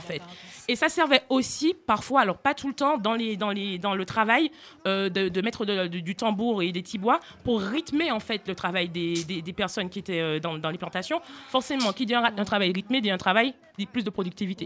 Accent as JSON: {"language": "French", "country": "Martinique", "tie": "born or raised there", "moved": "as an adult", "lives_now": "France", "said": "je viens de Martinique, je suis née là-bas"}